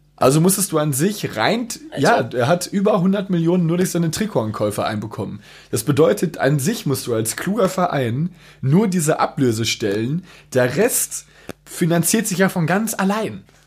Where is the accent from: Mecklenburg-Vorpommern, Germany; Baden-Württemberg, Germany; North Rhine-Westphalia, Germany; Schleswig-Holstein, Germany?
North Rhine-Westphalia, Germany; Dortmund; Ich als Dortmunder